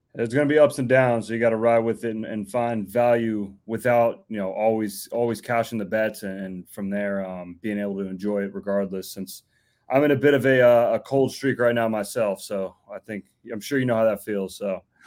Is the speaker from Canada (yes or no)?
no; Orlando, Florida, United States; moved away as an adult; now in Memphis, United States; I'm originally from Orlando, Florida, lived there pretty much my whole life